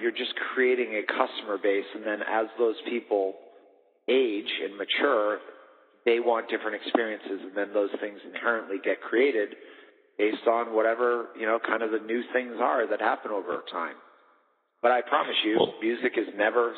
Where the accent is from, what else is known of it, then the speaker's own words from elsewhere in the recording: Boston, Massachusetts, United States; moved away as an adult; now in Las Vegas, United States; I was from Boston